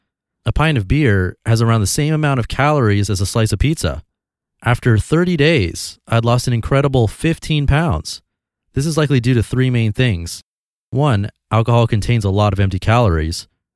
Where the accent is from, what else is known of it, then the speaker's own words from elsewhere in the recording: Australia; It was part of being Australian, or so I thought.